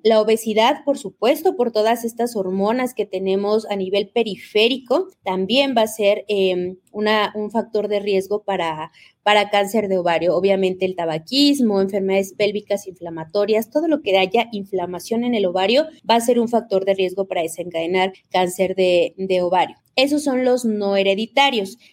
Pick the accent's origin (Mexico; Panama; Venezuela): Mexico; now in Ecuador; yo soy mexicana, siempre les digo orgullosamente mexicana viviendo en el Ecuador